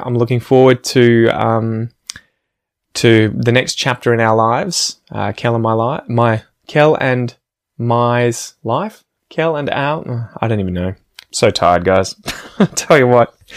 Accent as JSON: {"language": "English", "town": "Ocean Grove", "region": "Victoria", "country": "Australia", "tie": "born or raised there", "said": "where I grew up in Ocean Grove"}